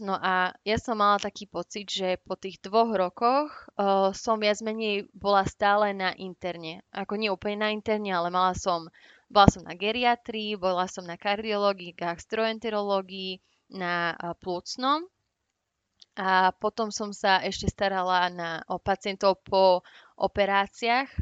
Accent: Slovakia; moved away as an adult; now in United Kingdom; ako Slovenka

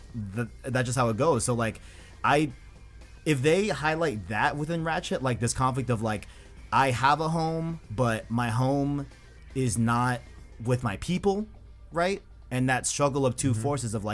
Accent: New York, United States; I was born in New York, you know? I was born in US. I was born in the United States. I'm an American

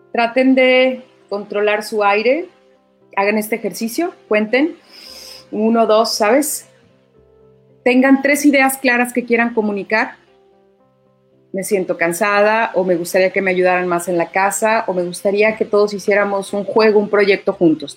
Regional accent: Mexico; orgullo de ser mexicana

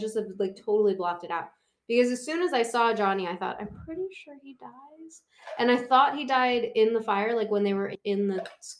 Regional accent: Pennsylvania, United States; I'm from Pennsylvania.

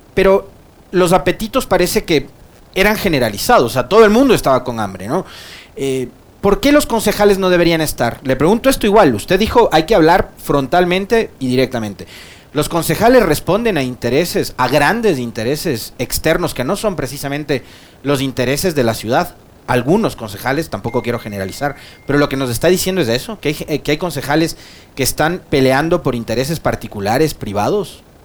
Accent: Ecuador

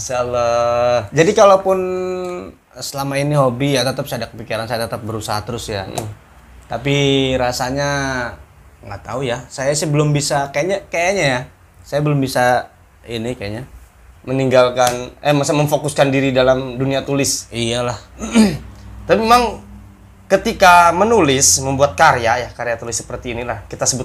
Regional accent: Rangkasbitung, Banten, Indonesia; also born or lived in Jakarta; Rangkas, kemudian di Jakarta. Iya. Jadi ketika diam di Serang ya jarang gitu temen juga.

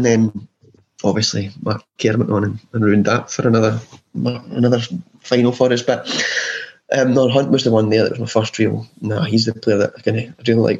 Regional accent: Glasgow, Scotland, United Kingdom; growing up in Glasgow

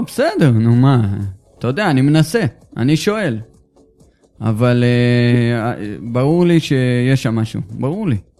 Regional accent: Israel

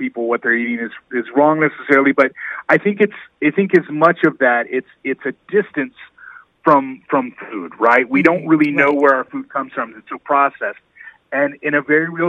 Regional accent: Indiana, United States; now in Georgia, United States; my home state of Indiana

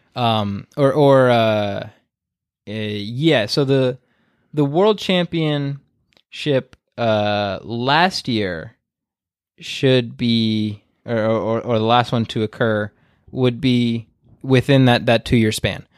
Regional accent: United States; being an American and growing up with the state system

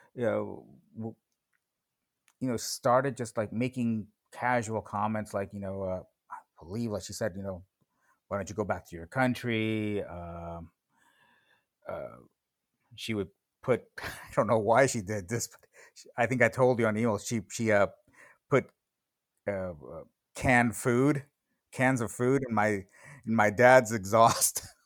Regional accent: Los Angeles, California, United States; also born or lived in Tijuana, Mexico; I was born in Tijuana. Uh, I came over to the United States when I was, I believe, three years old, so in nineteen seventy-seven, and, you know, from there, I, I, I pretty much grew up in the West San Fernando Valley

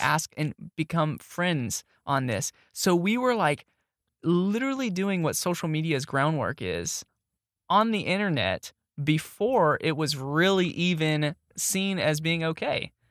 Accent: Arlington, Texas, United States; moved away as an adult; also born or lived in Kilgore, Texas / Arkansas; now in Tyler, United States; when I was growing up in Arlington

